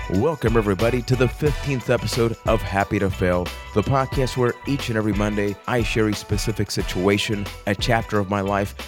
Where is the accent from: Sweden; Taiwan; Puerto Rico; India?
Puerto Rico; I am from Puerto Rico